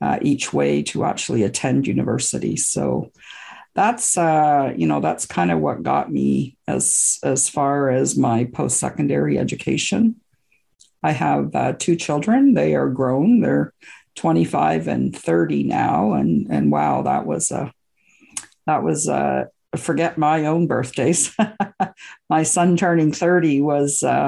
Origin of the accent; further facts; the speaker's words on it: Canada; also born or lived in Scotland; I was born in Scotland and I immigrated to Canada when I was about two with my parents.